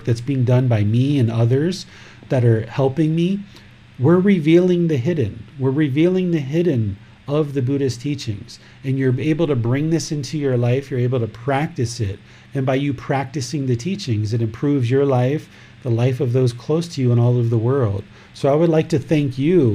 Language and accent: English; United States; I grew up in America